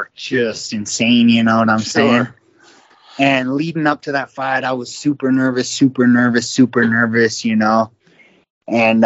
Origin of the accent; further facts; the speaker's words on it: Utah, United States; now in Idaho, United States; I grew up in Utah